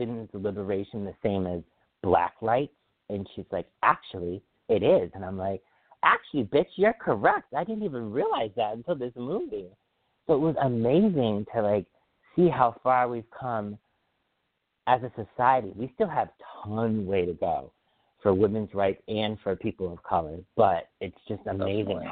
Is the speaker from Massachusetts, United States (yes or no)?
yes; Feeding Hills, Massachusetts, United States; I grew up in Feeding Hills, Mass.